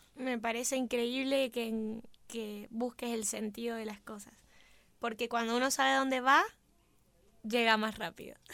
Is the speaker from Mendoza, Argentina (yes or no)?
yes; Mendoza, Argentina; somos muy mendocinos